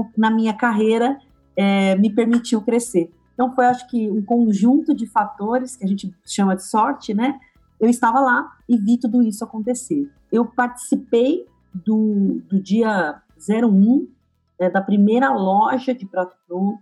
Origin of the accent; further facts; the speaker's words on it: ABC Paulista, São Paulo, Brazil; ser uma garota que nasce no ABC